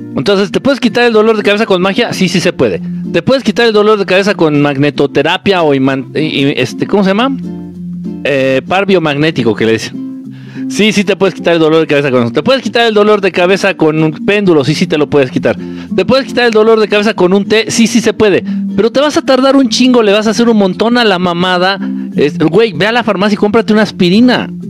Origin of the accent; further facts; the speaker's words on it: Nezahualcóyotl, State of Mexico, Mexico; no es como que mi pueblo natal, pero sí viví mucho tiempo ahí. De chamaco viví mucho tiempo allá.